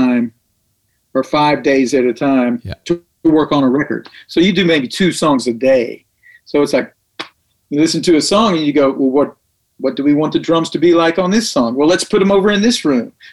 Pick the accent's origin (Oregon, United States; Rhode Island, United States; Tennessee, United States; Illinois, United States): Tennessee, United States; Tullahoma; now in Nashville, United States; Name of the town's Tullahoma, Tennessee. And I grew up there